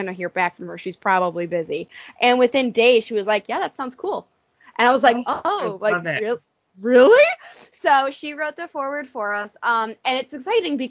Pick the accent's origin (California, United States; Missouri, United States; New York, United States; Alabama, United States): New York, United States; Buffalo; we're both from Buffalo, New York